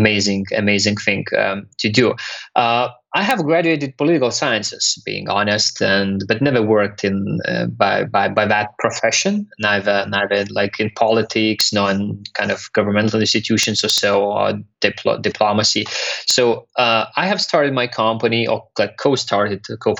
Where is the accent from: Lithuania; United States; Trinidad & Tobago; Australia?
Lithuania; also born or lived in London; I'm from Lithuania, currently living partially in Lithuania in London